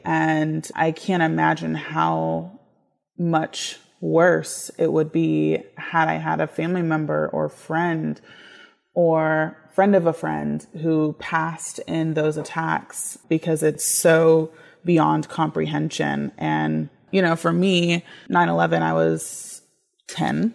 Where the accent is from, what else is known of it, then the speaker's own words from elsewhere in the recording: United States; I am an American in the sense that I was born here